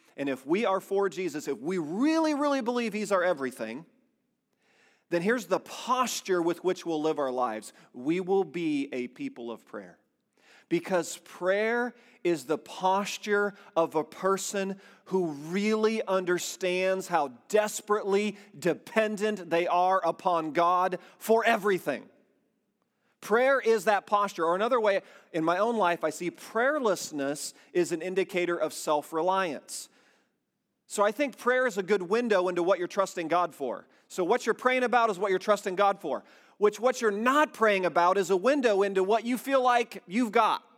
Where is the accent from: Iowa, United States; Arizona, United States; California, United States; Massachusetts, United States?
Iowa, United States; now in Indiana, United States; We were born and raised in Iowa, and we moved to Indiana.